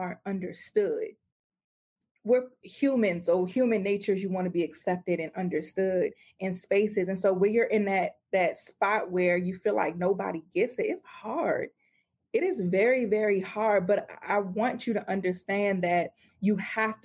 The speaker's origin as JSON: {"language": "English", "country": "United States", "said": "we as American Christians have the luxury to not have to be persecuted for our faith"}